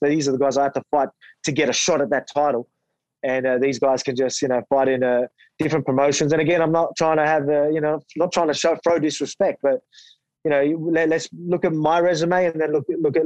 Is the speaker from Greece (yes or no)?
no; Australia; fighting in my hometown, you know, full crowd, Aussie fans